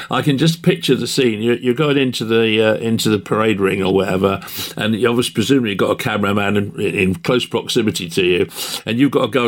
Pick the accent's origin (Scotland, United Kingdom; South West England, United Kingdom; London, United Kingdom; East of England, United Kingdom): South West England, United Kingdom; Kingston; I grew up in Somerset with mum.